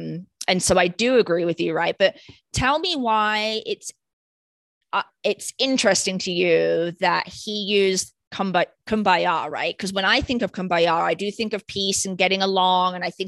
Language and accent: English; United Kingdom; Growing up in Britain, singing that song in school assembly and stuff.